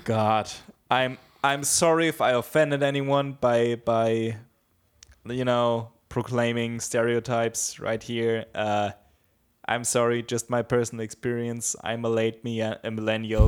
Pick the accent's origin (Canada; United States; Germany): Germany; Bavaria; I grew up in Bavaria, there's a very big Christian emphasis.